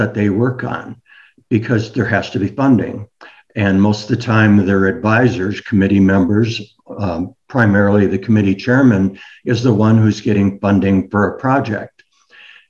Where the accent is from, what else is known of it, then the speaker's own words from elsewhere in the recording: rural Michigan, United States; moved away as an adult; now in Montana, United States; I was born and raised in rural Michigan